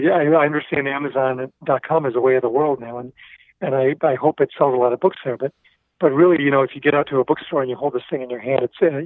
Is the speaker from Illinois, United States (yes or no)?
no; Milwaukee, Wisconsin, United States; Yeah, I'm from Milwaukee. I mean, when I was about 15, I was an Army brat. And my dad, family moved to Milwaukee. My dad got a new job. My family was there for 20 years or so